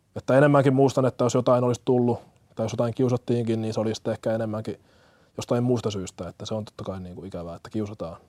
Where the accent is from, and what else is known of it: Hämeenkyrö, Pirkanmaa, Finland; born or raised there; also born or lived in Kenya / Tampere